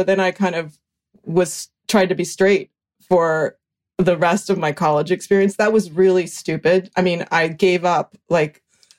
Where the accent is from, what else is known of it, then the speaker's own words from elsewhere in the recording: right outside of Boulder, Colorado, United States; moved away as an adult; also born or lived in San Francisco; I grew up in Colorado.